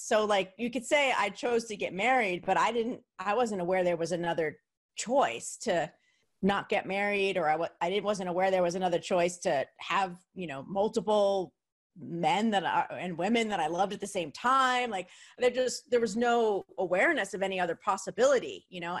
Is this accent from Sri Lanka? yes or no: no; New Jersey, United States; where I grew up, um, in New Jersey, the city was New York